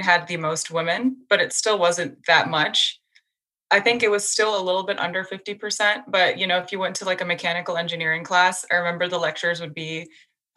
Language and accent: English; San Francisco Bay Area, California, United States; moved away as an adult; also born or lived in Canada; now in New York, United States; I grew up half my life in Canada and then the other half in the San Francisco Bay Area.